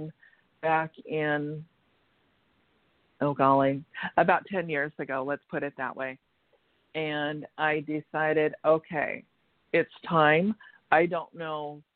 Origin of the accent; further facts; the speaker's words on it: Washington, United States; moved away as an adult; also born or lived in California; went back to my home state of Washington State